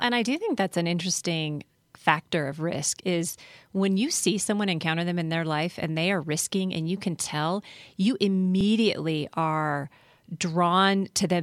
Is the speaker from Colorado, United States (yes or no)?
yes; Colorado, United States; also born or lived in California / Philadelphia / Washington, D.C.; I was born and raised in Colorado